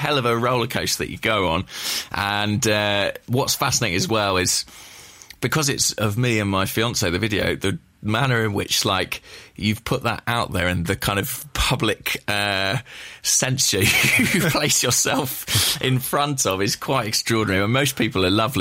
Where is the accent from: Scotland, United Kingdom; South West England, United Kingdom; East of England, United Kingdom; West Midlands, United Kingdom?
East of England, United Kingdom; Borehamwood; I'm from Boreham Wood